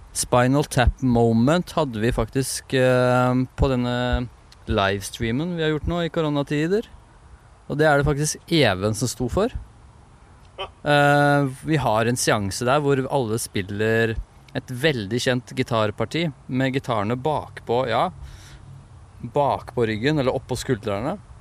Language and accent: Norwegian; Moss, Østfold, Norway; Og Moss, vi er fra Moss